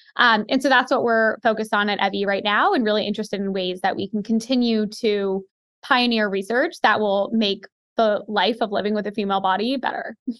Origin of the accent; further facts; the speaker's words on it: Seattle, Washington, United States; now in New York City, United States; I grew up in Seattle